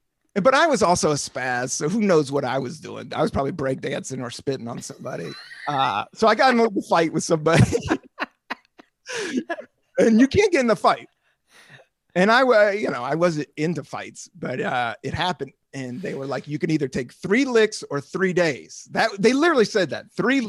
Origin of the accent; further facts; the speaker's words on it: Washington, District of Columbia, United States; also born or lived in Southern United States; I come from Northeast DC in the 70s and then the most hardcore redneck town in the South.